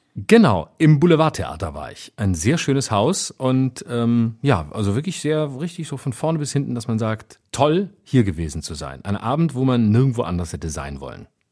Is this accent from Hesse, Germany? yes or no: no; Baden-Württemberg, Germany; moved away; in äh, Achern in Baden-Württemberg, in meiner Heimat, in der Nähe von Offenburg